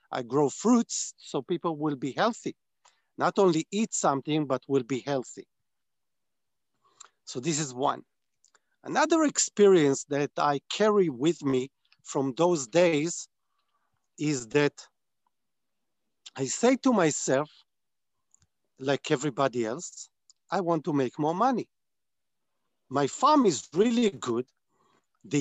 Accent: Israel; I was born on a kibbutz, which is a community that is based on farming. Less today, more when I was born and when I was raised.

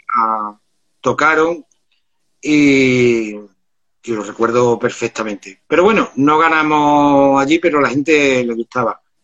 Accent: Córdoba, Andalusia, Spain; trabajaba yo por aquel entonces con 16 añitos, trabajaba en una platería, que en Córdoba se conoce por eh, la las ciudades de los plateros

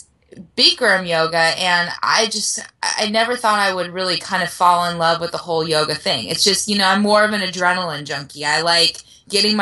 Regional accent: Oceanside, California, United States; It's my hometown race

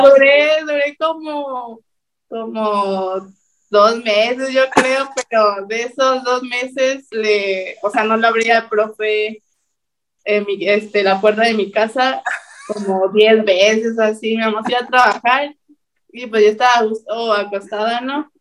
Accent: State of Mexico, Mexico; now in Monterrey, Mexico; yo soy del Estado de México

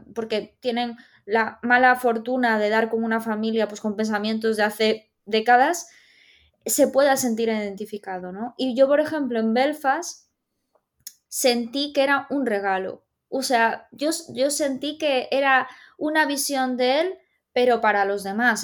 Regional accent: Galicia, Spain; nosotros somos gallegos

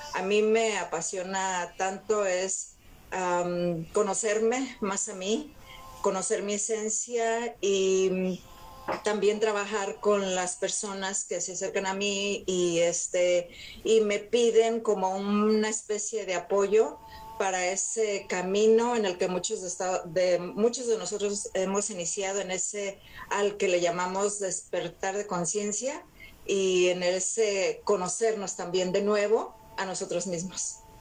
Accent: Mexico; now in Los Angeles, United States; Aquí yo vivo en Los Ángeles, California, soy mexicana.

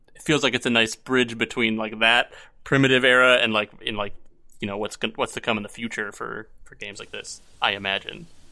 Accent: Buffalo, New York, United States; I'm from Buffalo

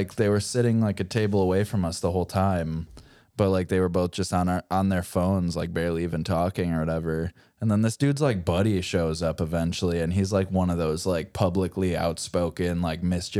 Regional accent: Warren, Michigan, United States; my hometown, Warren, Michigan

